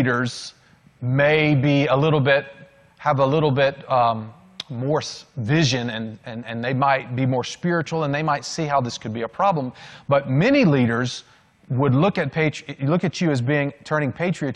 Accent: Macon, Georgia, United States; also born or lived in North Beach, Maryland / Washington, D.C. suburb; I was not born in Georgia

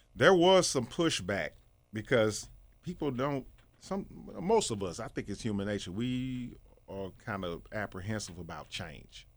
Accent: East St. Louis, Illinois, United States; born in Saint Louis, but I was born in, well, I was raised in East Saint Louis, Illinois.

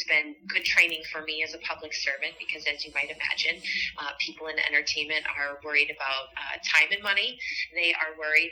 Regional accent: Midwest, United States; now in West Hollywood, United States; I grew up in the Midwest, and now the pleasure of calling West Hollywood home

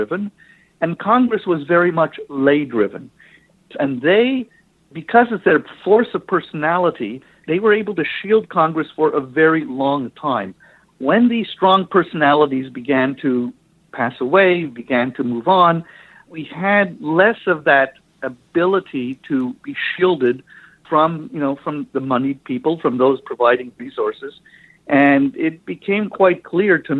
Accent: Ottawa, Ontario, Canada; I grew up in Ottawa

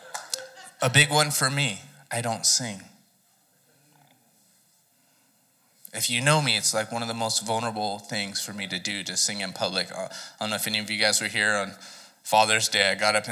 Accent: Southern California, United States; moved away; I was from Southern California, one of the most temperate climates in the world

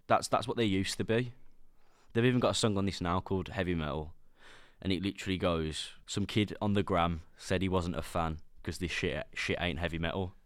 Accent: Sutton Coldfield, West Midlands, United Kingdom; accent: Brummy; I'm from Birmingham, but I'm, we don't talk like that. I'm from Sutton

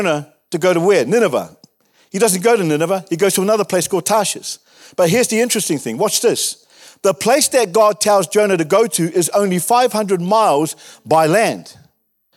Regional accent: Wellington, New Zealand; moved away; I grew up in Wellington

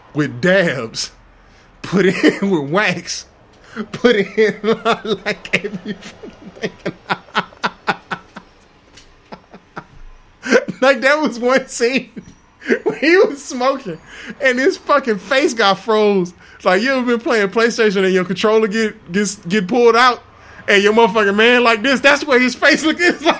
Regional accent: Houston, Texas, United States; born or raised there; also born or lived in Inglewood, California

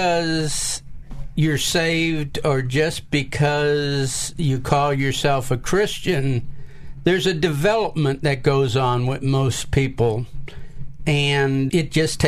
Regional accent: St. Louis, Missouri, United States; moved away as an adult; also born or lived in Memphis, Tennessee; now in Millington, United States; I grew up in St. Louis, Missouri, and I joined the Marine Corps, and I spent 20 years in the Marine Corps. And when I retired, I settled here in Millington, Tennessee

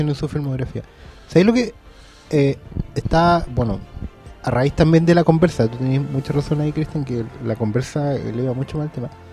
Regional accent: Maipú, Santiago Metropolitan Region, Chile; moved away; yo tampoco soy de acá, pero vengo de pueblo igual. Yo vengo de Maipú

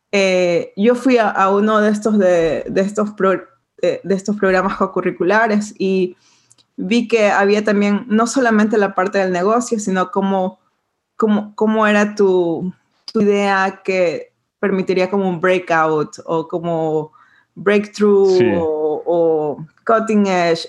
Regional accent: Ecuador; moved away as an adult; also born or lived in Portland / New York; now in Brooklyn, United States; yo soy de Ecuador, eh, nací y crecí en Ecuador

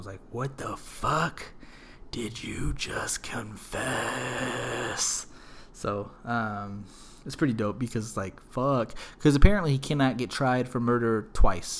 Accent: Smithville, Texas, United States; We're from Smithville, and we took a field trip to the actual mall in Austin. We must have been, like, in fifth or sixth grade

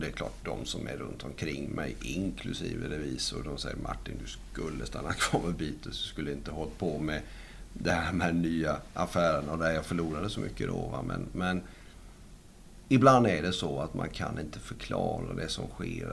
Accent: Sweden; jag stannar kvar hemma i Sverige

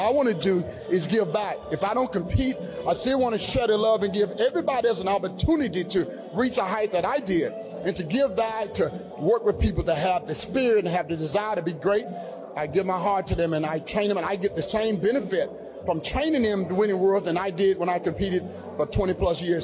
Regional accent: the South, United States; also born or lived in Georgia; born and raised in the South

